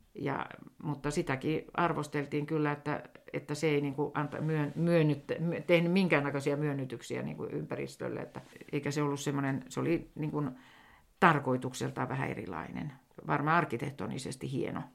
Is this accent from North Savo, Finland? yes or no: no; Helsinki, Uusimaa, Finland; accent: Helsinki dialect; moved away as an adult; now in Sodankylä, Finland; vielähän minä puhun ihan Helsingin murretta